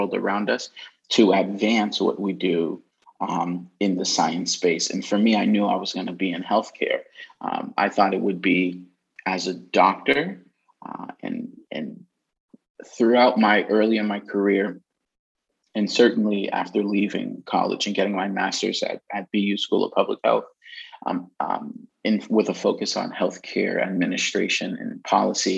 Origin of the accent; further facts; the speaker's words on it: New York City, New York, United States; moved away as an adult; also born or lived in Queens, New York / Boston, Massachusetts; now in Massachusetts, United States; I'm originally Brooklyn, New York. I was born in Queens